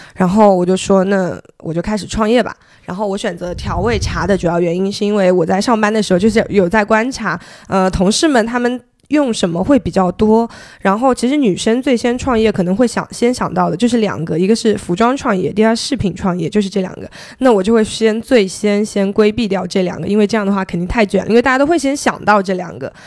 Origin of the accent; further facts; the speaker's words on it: Zhejiang, China; also born or lived in Beijing; now in Hangzhou, China; 后面我选择回了杭州，因为我是浙江人嘛